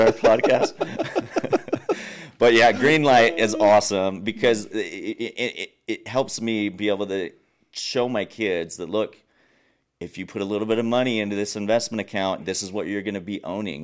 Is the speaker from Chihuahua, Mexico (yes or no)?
yes; Nuevo Casas Grandes, Chihuahua, Mexico; first language English; moved away as an adult; also born or lived in United States; I was born and raised in Mexico.